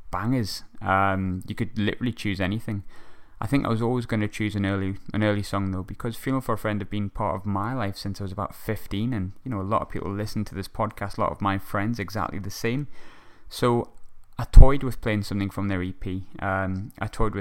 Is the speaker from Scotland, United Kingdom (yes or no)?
no; Sunderland, North East England, United Kingdom; Sunderland writer, local to my hometown